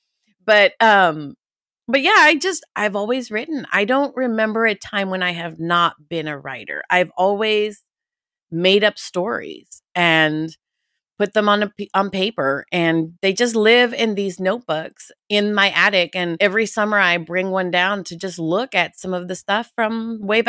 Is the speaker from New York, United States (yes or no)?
no; Houston, Texas, United States; Houston, we're from Houston